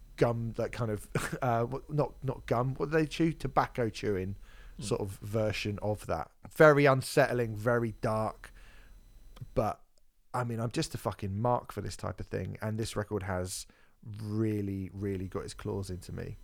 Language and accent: English; United Kingdom; I'm from Britain